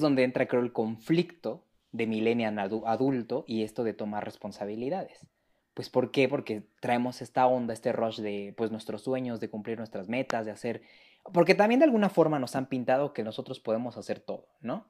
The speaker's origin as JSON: {"language": "Spanish", "region": "Mexico City", "country": "Mexico", "said": "yo soy este, orgullosísimamente de la Ciudad de México de tercera generación"}